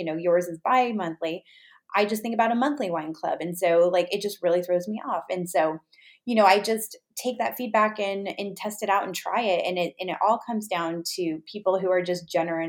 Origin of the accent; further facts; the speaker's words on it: Los Angeles, California, United States; I'm from the Los Angeles area